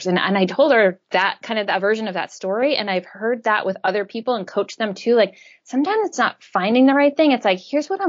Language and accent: English; an island off the coast of Maine, United States; I grew up in Maine on an island off the coast of Maine